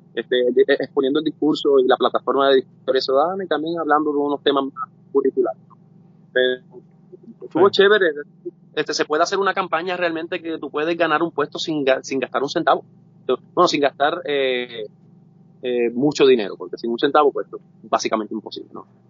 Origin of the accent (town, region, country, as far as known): Puerto Rico